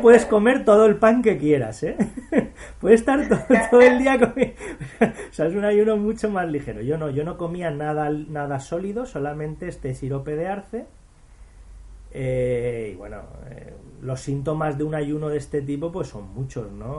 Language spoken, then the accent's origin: Spanish; Spain; Yo de España